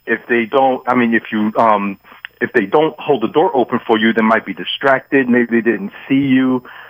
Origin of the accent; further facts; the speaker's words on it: New York, United States; moved away as an adult; I'm from New York. I moved down here in 93.